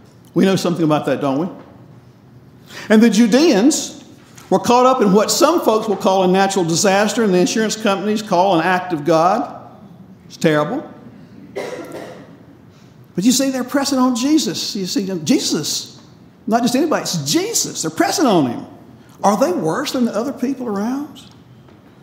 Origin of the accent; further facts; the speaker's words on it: North Carolina, United States; I grew up in North Carolina